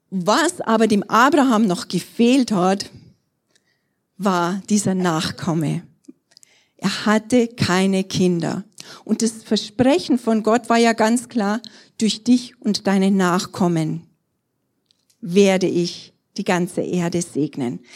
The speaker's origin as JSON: {"language": "German", "town": "Trostberg", "region": "Bavaria", "country": "Germany", "tie": "born or raised there", "also_born_or_lived": "Erding", "said": "in Trostberg zu sein, das ist irgendwo so meine Heimat, da bin ich groß geworden"}